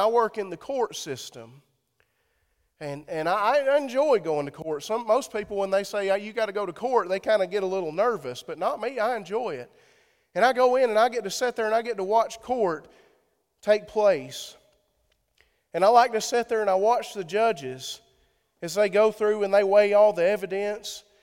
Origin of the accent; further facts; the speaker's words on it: Sparta, Tennessee, United States; I'm from Sparta.